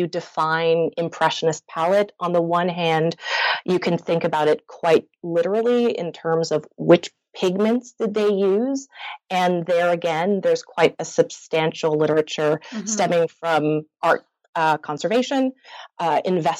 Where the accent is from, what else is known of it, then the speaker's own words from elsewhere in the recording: Montreal, Quebec, Canada; I grew up in Montreal and I attended French elementary school, French high school, junior college